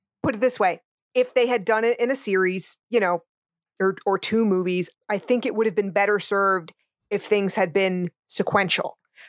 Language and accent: English; New Jersey, United States; I grew up in North Jersey. I am from a melting pot, an ethnic family myself.